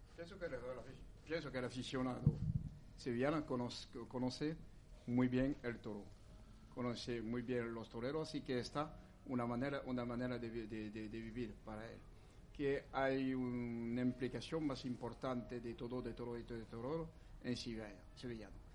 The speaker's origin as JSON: {"language": "Spanish", "country": "France", "second_language": "Spanish", "said": "soy francés"}